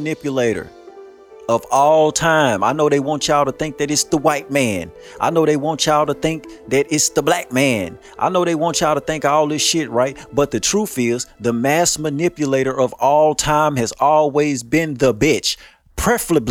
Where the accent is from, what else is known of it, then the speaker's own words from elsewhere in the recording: United States; I'm an American